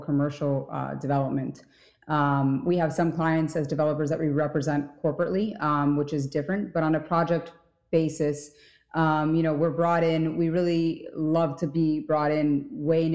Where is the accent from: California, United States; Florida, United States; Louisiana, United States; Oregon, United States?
Florida, United States; Miami; moved away as an adult; also born or lived in New York; Originally, I was from Miami